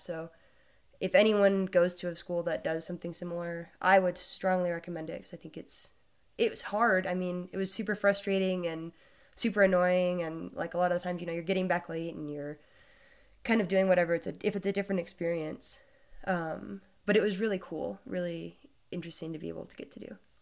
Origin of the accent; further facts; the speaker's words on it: Wray, Colorado, United States; moved away as an adult; my hometown